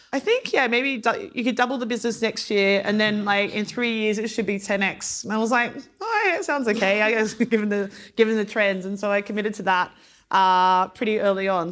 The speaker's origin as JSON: {"language": "English", "country": "Australia", "tie": "born or raised there", "also_born_or_lived": "Luxembourg", "moved": "as an adult", "said": "growing up in Australia"}